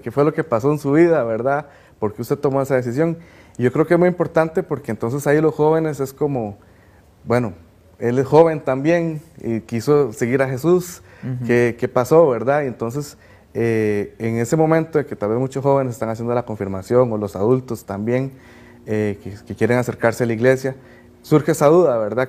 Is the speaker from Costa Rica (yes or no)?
yes; Cartago, Costa Rica; soy de Cartago, tengo 22 años